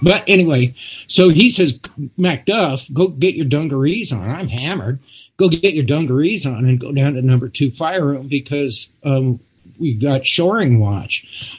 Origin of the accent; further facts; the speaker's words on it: United States; I'm an American